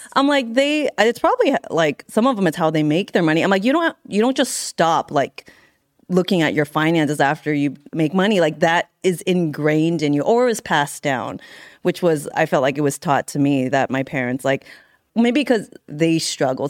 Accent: San Carlos, California, United States; me in the Bay Area, San Carlos, California.

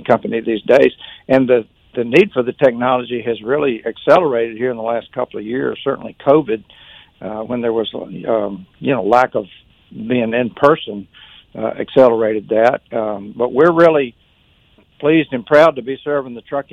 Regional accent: Birmingham, Alabama, United States; I'm from Birmingham. I, you know, think of myself as a Birmingham people.

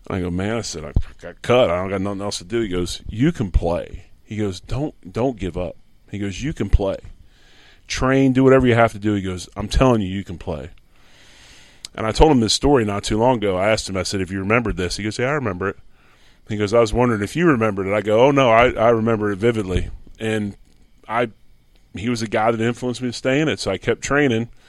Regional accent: Philadelphia, Pennsylvania, United States; He does his homework and knows I'm from Philly, right? He's got a Philly, he's got two Philly cheesesteaks on his desk

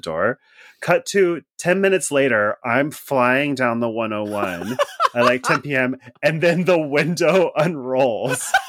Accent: Pacific Northwest, United States; I'm from the Pacific Northwest.

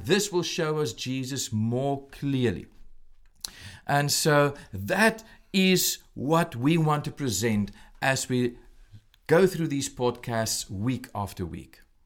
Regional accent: South Africa; moved away as an adult; now in Williamsport, United States; I'm originally from South Africa

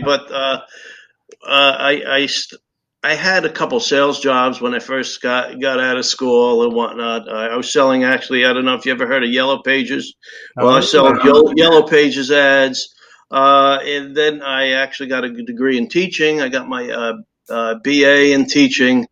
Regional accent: New Jersey, United States; moved away as an adult; now in Naples, United States; I'm from New Jersey, and I was practicing there well over 30 years as well

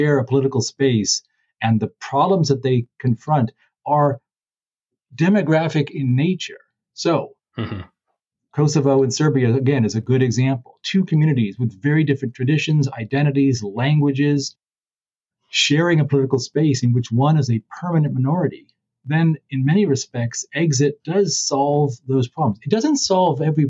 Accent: California, United States; I'm from California

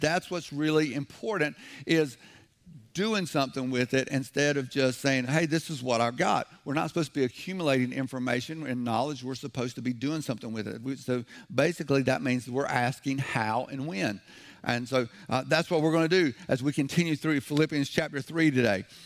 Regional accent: the South, United States; I'm from the South.

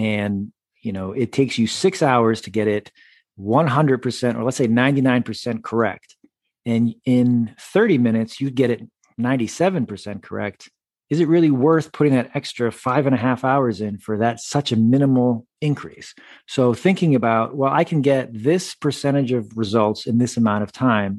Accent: Massachusetts, United States; also born or lived in Syracuse, New York; I grew up in Massachusetts, so I've spent a lot of my life here in New England.

